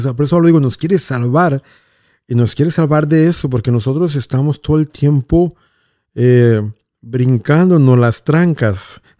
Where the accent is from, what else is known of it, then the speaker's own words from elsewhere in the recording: Mexico; hubo seminaristas en mi pueblo por cinco años